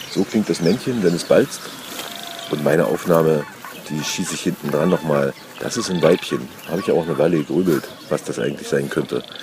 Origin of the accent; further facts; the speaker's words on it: Saxony-Anhalt, Germany; hier bei uns in Sachsen-Anhalt